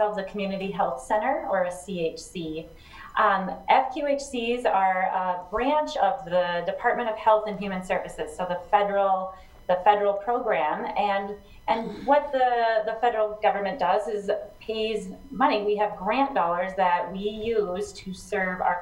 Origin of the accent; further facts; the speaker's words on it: Sioux Falls, South Dakota, United States; I'm from Sioux Falls, South Dakota, a family practice physician